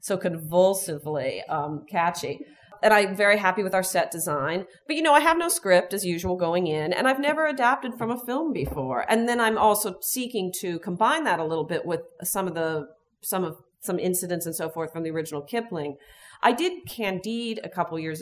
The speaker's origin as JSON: {"language": "English", "town": "Chicago", "region": "Illinois", "country": "United States", "said": "I'm from Chicago"}